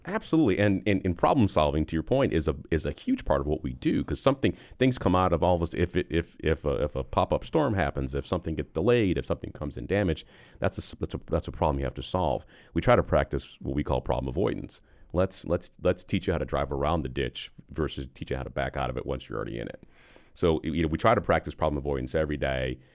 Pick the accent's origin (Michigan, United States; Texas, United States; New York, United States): New York, United States; Buffalo; moved away as an adult; now in Charlotte, United States; I'm originally from Buffalo, New York